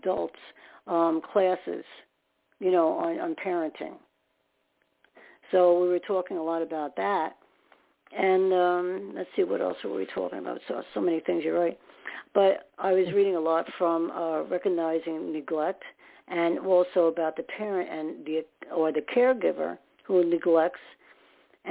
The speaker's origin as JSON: {"language": "English", "town": "New York City", "region": "New York", "country": "United States", "said": "I was more in Staten Island"}